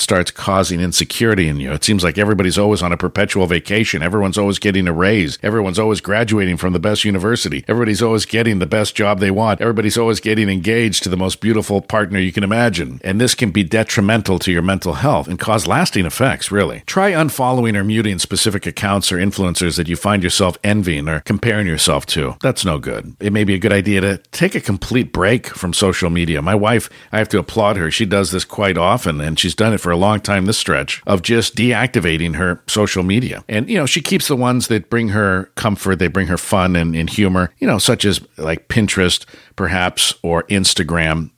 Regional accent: San Francisco, California, United States; I grew up in San Francisco.

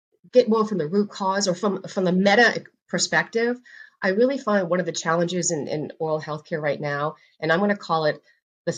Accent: Northeast, United States; also born or lived in the South; now in US South; I'm originally from the Northeast. And now I'm in the South

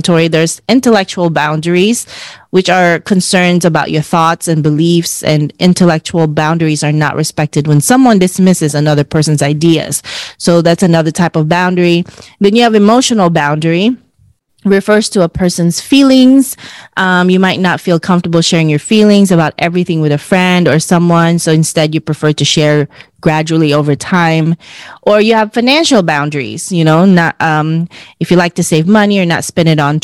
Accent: Philippines; as Filipino women

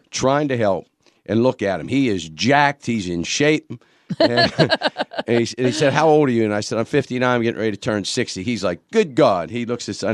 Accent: Pittsburgh, Pennsylvania, United States; now in Horry County, United States; originally from Pittsburgh

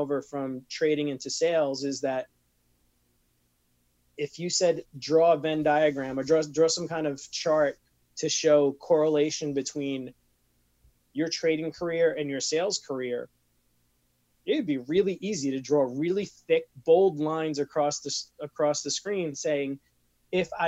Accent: New York, United States; I am from New York

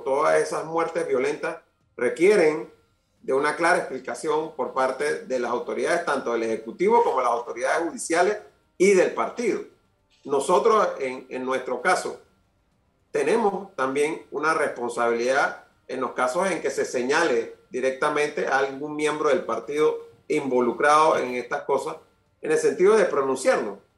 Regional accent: Panama; como panameño

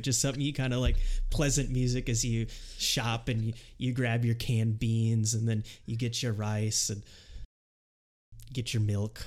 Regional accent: Rochester, United States; growing up in Rochester

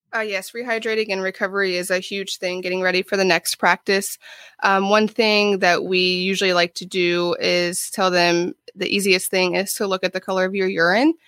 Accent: Ohio, United States; moved away as an adult; also born or lived in Florida; now in Jacksonville, United States; I am from Ohio originally.

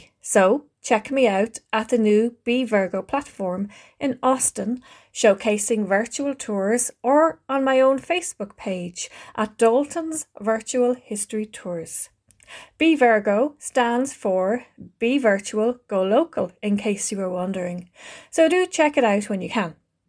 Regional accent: Ireland; the way from here in little old Ireland. Yes … I am an Irish professional singer and tour guide

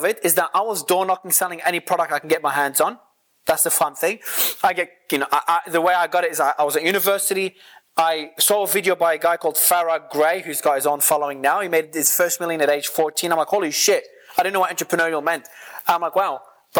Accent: Australia; moved away; So it depends on where I am in the world, it changes. I'm originally from Australia though.

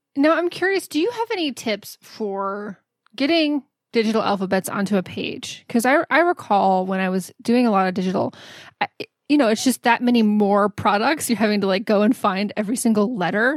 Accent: Houston, Texas, United States; also born or lived in San Antonio; I grew up in Houston

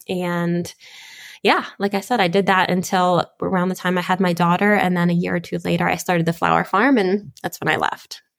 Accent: Spring Grove, Pennsylvania, United States; I am from, uh, Spring Grove, Pennsylvania. So that is South Central Pennsylvania

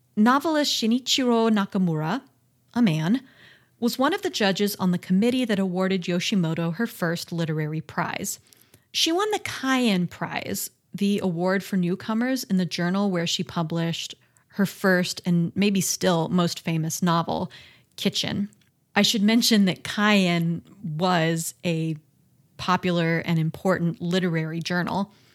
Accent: United States; I'm American

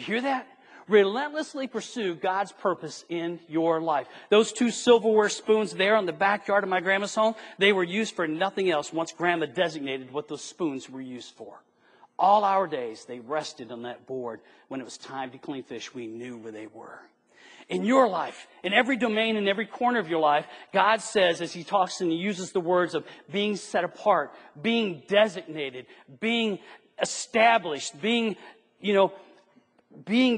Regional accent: Flint, Michigan, United States; I was raised near and around Flint, Michigan in the 60s and the 70s

